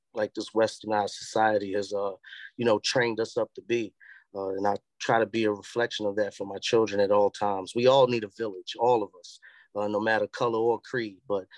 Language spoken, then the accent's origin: English; New York City, New York, United States; moved away; also born or lived in Charlotte; I'm from the Bronx, man. I'm from an era where you walk up the block, Miss Flo can tell you what